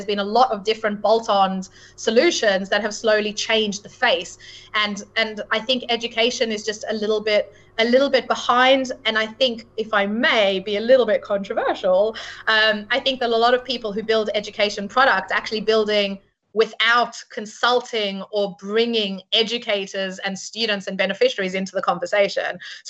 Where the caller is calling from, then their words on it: London, United Kingdom; Certainly London, and I am speaking from London, but the UK is very known for financial services.